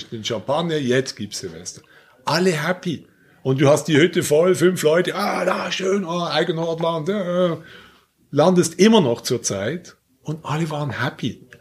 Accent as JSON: {"language": "German", "town": "Basel", "region": "Basel-Stadt", "country": "Switzerland", "tie": "born or raised there", "said": "Ihr fliegt jetzt in meine Heimatstadt"}